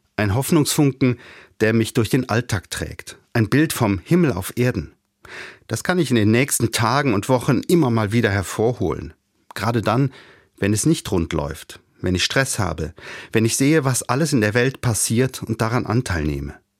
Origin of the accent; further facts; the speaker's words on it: Cologne, North Rhine-Westphalia, Germany; ich stamme aus einer Karnevalshochburg aus Köln. Ich habe fastelovend, wie man da sagt, mit der Muttermilch aufgesogen